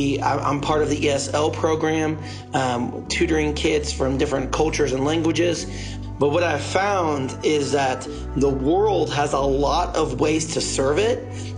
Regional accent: Kansas City, Missouri, United States; first language English; This is where I'm from. So I grew up here.

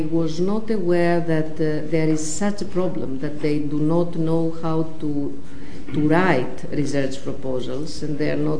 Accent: Greece; English is a second language; it clear that I'm a Greek minister?

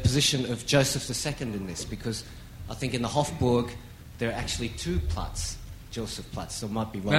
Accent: Australia; accent: Australian; It's my Australian accent, sorry.

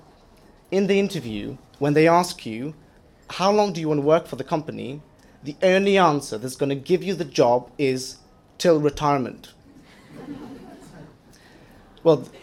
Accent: southern Poland, Poland; moved away as an adult; now in London, United Kingdom; I come from a very small town in southern Poland of about 4,000

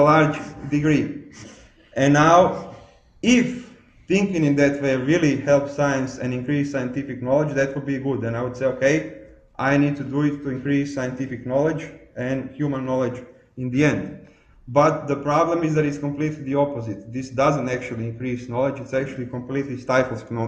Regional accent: Croatia; I was born in Croatia, and I grew up still in communism

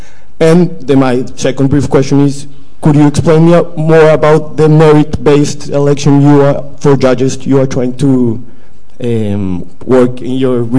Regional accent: Bogotá, Colombia; moved away as an adult; now in London, United Kingdom; I'm a student here at LSE. I am from Bogota, Colombia.

